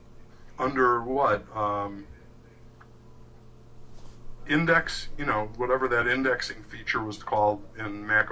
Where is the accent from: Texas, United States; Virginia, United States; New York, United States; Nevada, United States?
Texas, United States; I'm from Texas